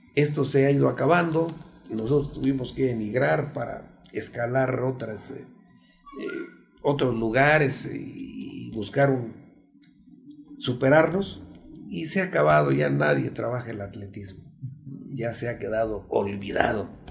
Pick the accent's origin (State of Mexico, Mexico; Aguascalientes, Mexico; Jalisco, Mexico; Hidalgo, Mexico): Hidalgo, Mexico; El Arenal; el nombre de mi pueblo y el nombre de mi municipio, que es el Arenal Hidalgo